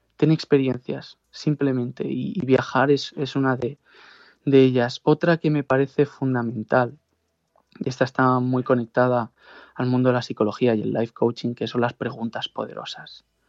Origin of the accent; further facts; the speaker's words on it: Pozuelo de Alarcón, Community of Madrid, Spain; moved away as an adult; also born or lived in Segovia / Kuala Lumpur, Malaysia; la camiseta del club de fútbol de Pozuelo, donde yo, yo vivía y todos mis amigos podían jugar ahí federados